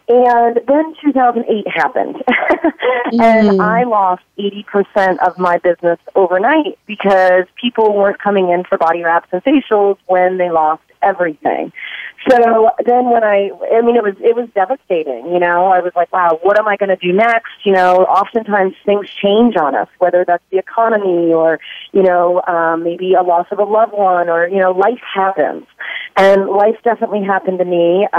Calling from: Austin, Texas, United States; We are in Austin, Texas. We actually just moved to Austin in January from the Bay Area

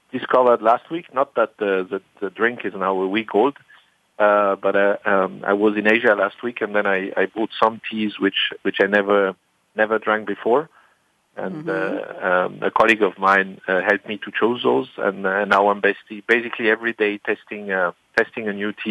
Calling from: Heidelberg, Baden-Württemberg, Germany; in my office in at home um, in Germany in Heidelberg

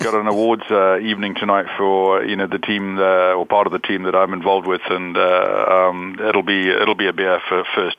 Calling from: London, United Kingdom; Hi, I'm in the office in London

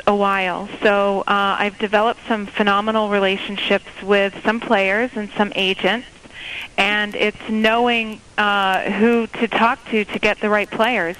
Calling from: Phoenix, Arizona, United States; I'm actually here in Phoenix, in Arizona for Super Bowl.

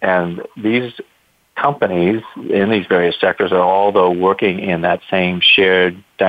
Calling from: Hawaii, United States; Well, I'm very happily phoning from Hawaii, where we have a beautiful, cool winter day here.

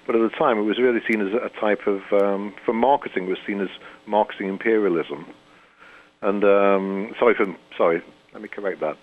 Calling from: St. Catharines, Ontario, Canada; I'm calling in from Canada

